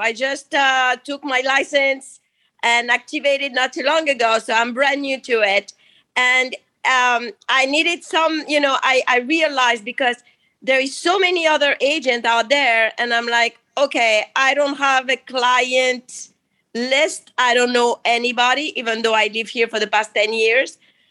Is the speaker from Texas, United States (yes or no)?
no; Miami, Florida, United States; I'm from Miami, Florida.